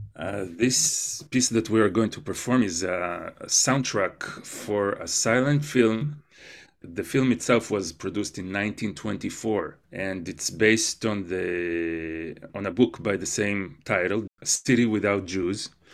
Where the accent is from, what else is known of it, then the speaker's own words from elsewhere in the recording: Israel; moved away; growing up in Israel